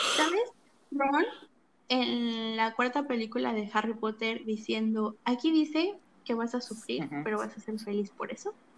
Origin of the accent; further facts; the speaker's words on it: State of Mexico, Mexico; yo soy del Estado de México